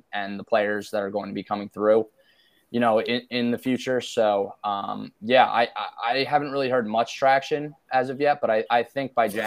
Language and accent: English; New Jersey, United States; I grew up in New Jersey and I grew up following the Mets